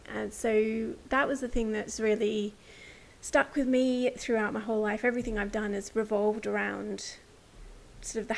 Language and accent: English; rural New South Wales, Australia; So I'm an Aussie by birth. I was born and bred in rural New South Wales